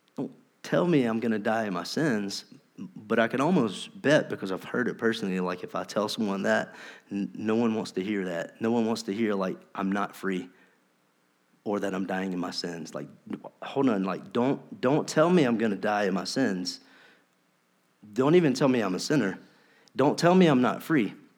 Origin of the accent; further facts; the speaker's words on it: North Carolina, United States; We're from North Carolina.